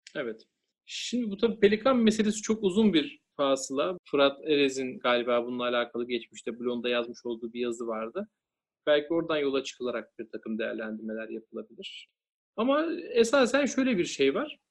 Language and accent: Turkish; Denizli, Turkey; ben Denizliliyim. Aslen de yürüyüm